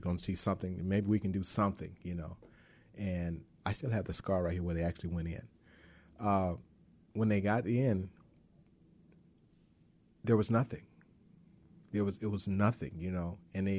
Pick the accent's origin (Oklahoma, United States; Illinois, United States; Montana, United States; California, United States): Oklahoma, United States; Lawton; I grew up in Oklahoma. I was a military brat, my stepdad and my mom.